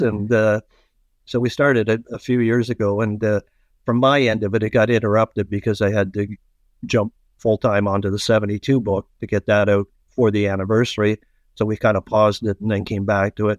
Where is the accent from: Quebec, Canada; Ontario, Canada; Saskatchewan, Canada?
Ontario, Canada; Toronto; also born or lived in East York, Toronto / North York, Toronto; my younger years were in Scarborough. And uh, I went to Winston Churchill High School at Scarborough